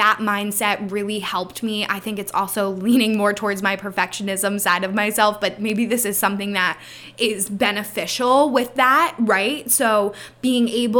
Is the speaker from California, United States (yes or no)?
no; Pennsylvania, United States; I am from Pennsylvania